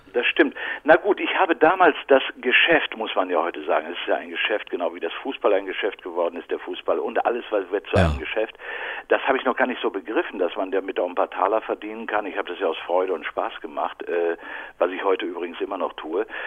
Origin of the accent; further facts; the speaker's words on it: Bochum, North Rhine-Westphalia, Germany; moved away as an adult; also born or lived in Berlin; now in Brandenburg, Germany; ich bin ja gebürtiger Ruhrgebietler, Bochumer